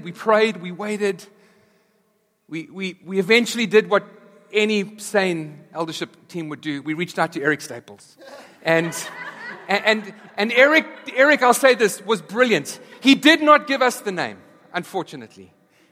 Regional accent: South Africa; moved away; back in South Africa, we were there through apartheid, and then as apartheid was abolished

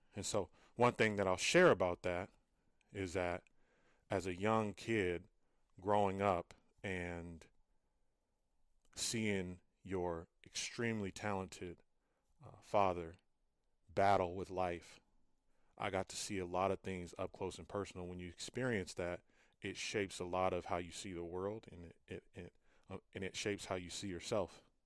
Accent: Fresno, California, United States; I'm originally from Fresno, California

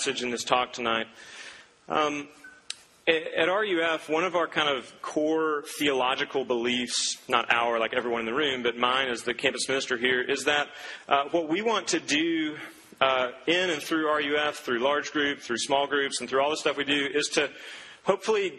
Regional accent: Duncan, Oklahoma, United States; Growing up, I grew up in Duncan, Oklahoma, a small little oil town in southern Oklahoma

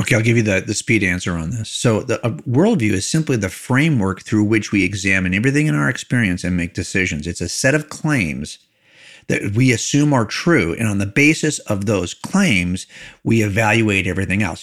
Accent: California, United States; I was raised in here in California

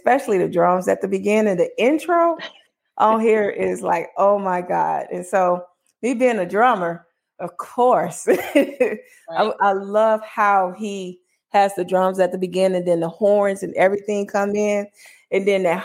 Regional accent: Chicago, Illinois, United States; I'm from Chicago

